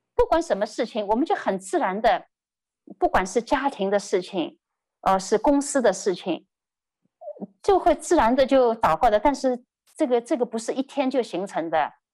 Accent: Shanghai, China; moved away; 因为我是上海人

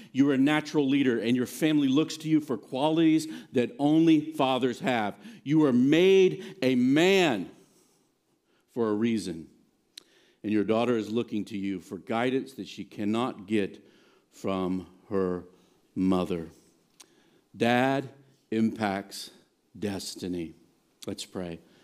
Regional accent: Virginia, United States; moved away; also born or lived in Blacksburg, Virginia / Nashville, Tennessee / New Jersey; I grew up in Virginia, but both my mom and dad are from here

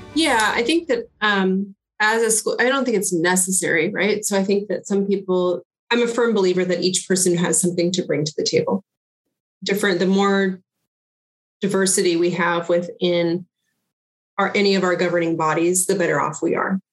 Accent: Lawrence, Kansas, United States; I am originally from Lawrence, Kansas. I grew up in North Lawrence and went to Lawrence schools my academic career

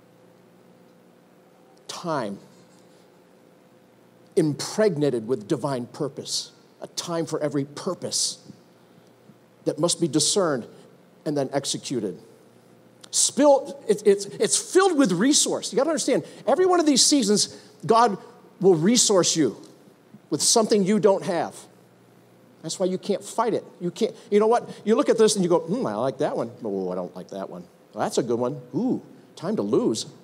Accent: United States; I'm an American

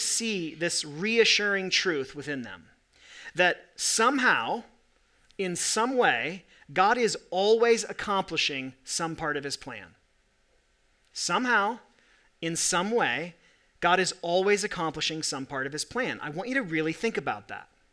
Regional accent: Corvallis, Oregon, United States; now in Salt Lake City, United States; I was born in Corvallis, Oregon

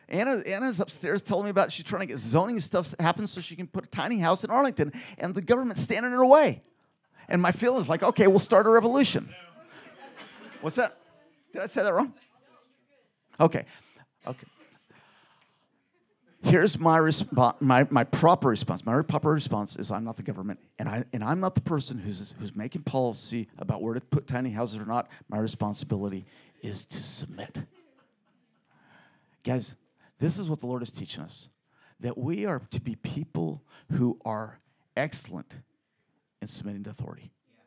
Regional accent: Philippines; born there; Because I was born in the Philippines, and a lot of people there eat blood.

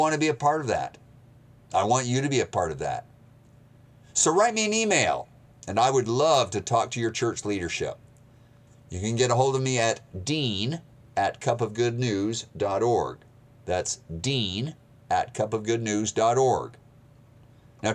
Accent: Maine, United States; also born or lived in Montana / Moscow, Russia; now in Georgia, United States; I was born in Montana, raised in Maine. I lived 7 winters in Moscow, Russia

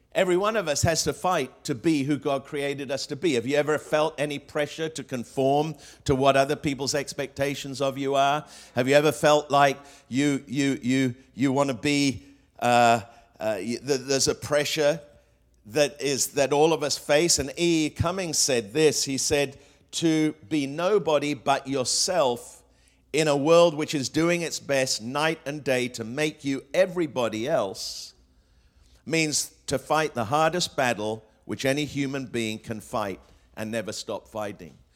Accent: England, United Kingdom; also born or lived in Australia / Hong Kong; now in United States; I grew up in England

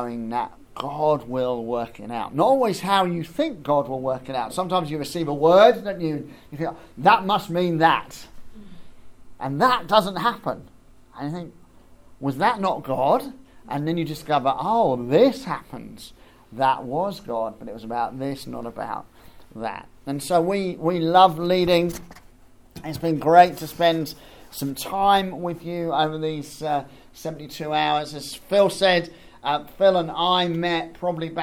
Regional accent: Bedford, East of England, United Kingdom; moved away as an adult; also born or lived in East Grinstead; I grew up in Bedford

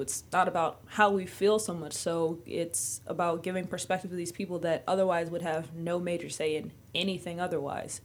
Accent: Maryland, United States; I'm from Maryland

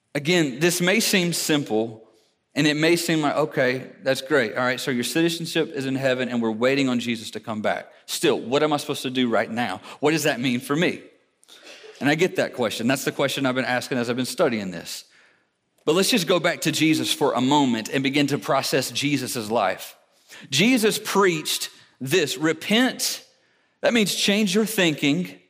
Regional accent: United States

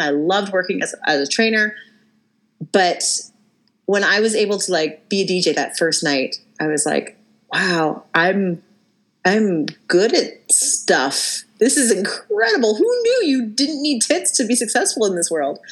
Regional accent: Abbotsford, British Columbia, Canada; growing up in Abbotsford

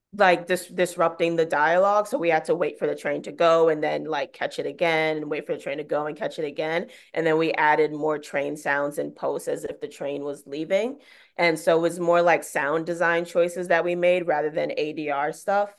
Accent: New York City, New York, United States; I'm from Bed-Stuy, so I've, like, grown up in the subway system

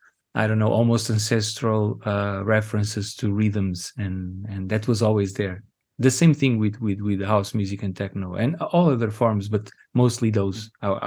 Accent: Angola; And that's like a very important piece of information about ourselves, people growing up in Angola, but also ourselves as humans.

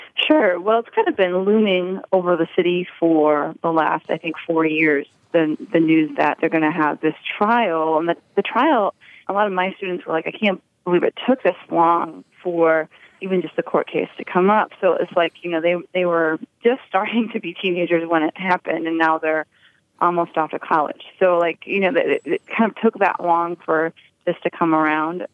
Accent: Chicago, Illinois, United States; as a Chicagoan and as a Chicago teacher

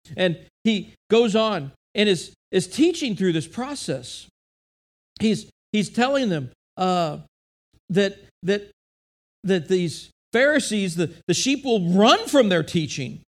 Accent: United States; as an American, as a person living in modern day time

